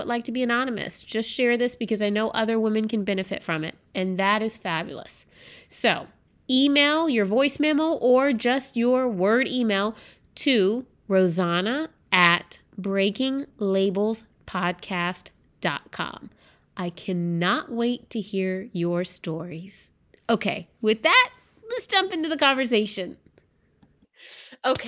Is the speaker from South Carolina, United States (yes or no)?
yes; South Carolina, United States; I grew up in South Carolina.